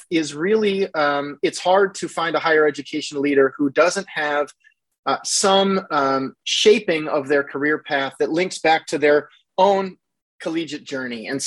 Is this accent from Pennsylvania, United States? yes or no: no; Frankville, Iowa, United States; I grew up right outside of Frankville on a 160 acre farm